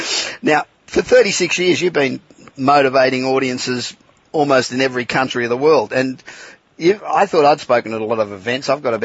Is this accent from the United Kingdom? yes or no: no; Australia; You know, I'm an Aussie, and you've been over to Australia lots and lots of times